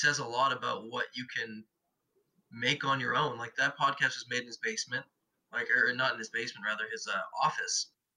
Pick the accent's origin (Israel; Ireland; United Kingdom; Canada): Canada; Edmonton, Alberta; moved away; when I was in Edmonton, where Natalie and I are both from the same place